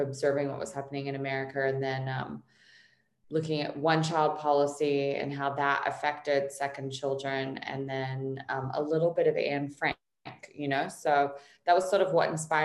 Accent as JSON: {"language": "English", "country": "Australia", "tie": "born or raised there", "moved": "yes", "lives_now": "Los Angeles, United States", "said": "growing up in Australia"}